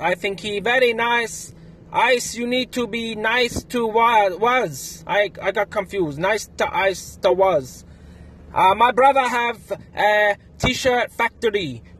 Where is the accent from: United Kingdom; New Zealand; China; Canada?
China; Shanghai; English is a second language; I'm from Shanghai in China. And I love running and riding and I love podcasts to listen to.